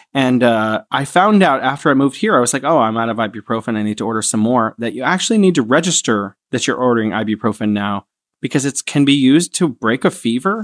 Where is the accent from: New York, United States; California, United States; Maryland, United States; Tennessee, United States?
California, United States; San Francisco; moved away as an adult; now in Wuhan, China; I am from San Francisco, California, in the United States, although I am now living here in beautiful Wuhan, China